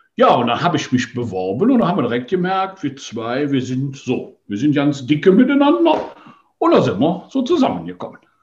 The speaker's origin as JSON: {"language": "German", "region": "Rhineland", "country": "Germany", "said": "bei uns im Rheinland"}